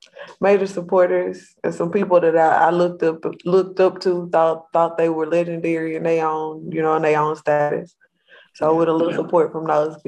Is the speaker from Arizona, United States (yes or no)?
no; Missouri City, Texas, United States; I'm native Mo City from Houston area, born and raised